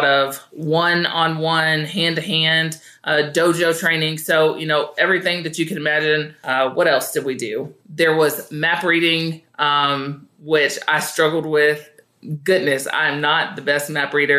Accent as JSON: {"language": "English", "town": "Tullahoma", "region": "Tennessee", "country": "United States", "tie": "born or raised there", "also_born_or_lived": "Nashville, Tennessee", "said": "I grew up here in Tullahoma, played basketball, left Tullahoma to go to Lipscomb University"}